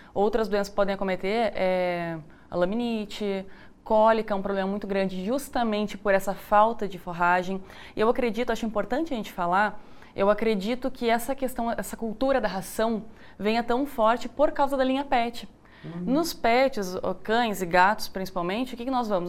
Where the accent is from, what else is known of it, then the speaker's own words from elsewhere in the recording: Rio Grande do Sul, Brazil; now in Goiás, Brazil; Eu sou do Rio Grande do Sul